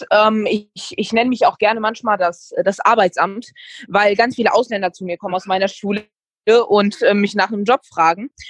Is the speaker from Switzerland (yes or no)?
no; Serbia; ich, ich, ich bin auch Serbe, also passt das.